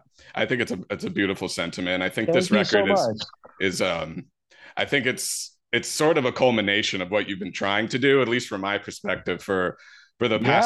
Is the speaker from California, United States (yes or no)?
yes; Santa Clarita, California, United States; I'm from a suburb, Valencia, Santa Clarita.